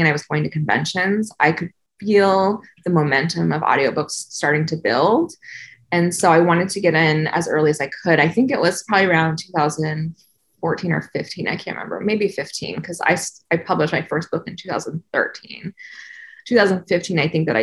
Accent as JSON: {"language": "English", "region": "Southern California", "country": "United States", "tie": "born or raised there", "said": "I grew up in Southern California, not on the beach, but close to the beach"}